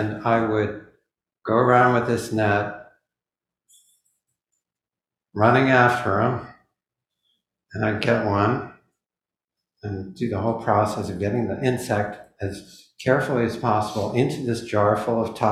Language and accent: English; Midwest, United States; When I was growing up in the Midwest